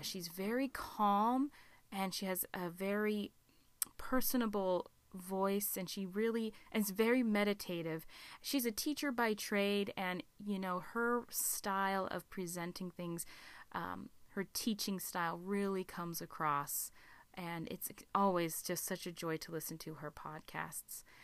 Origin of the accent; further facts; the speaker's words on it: Alaska, United States; my home state of Alaska